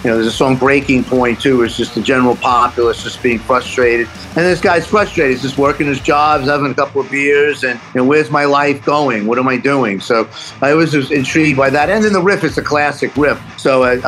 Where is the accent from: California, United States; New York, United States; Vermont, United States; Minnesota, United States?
New York, United States; New York City; born or raised there; also born or lived in Los Angeles; now in Amityville, United States